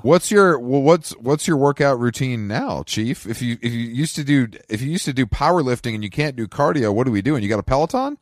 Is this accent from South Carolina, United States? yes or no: no; Atlanta, Georgia, United States; I'm from Atlanta and we've done better than